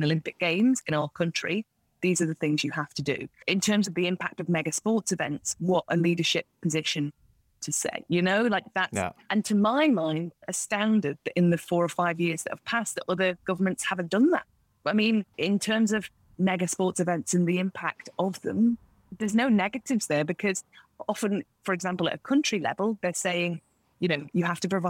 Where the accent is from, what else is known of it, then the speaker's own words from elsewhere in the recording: Isle of Man; also born or lived in South London; now in London, United Kingdom; the beach where I grew up in the Isle of Man, because I live now in South London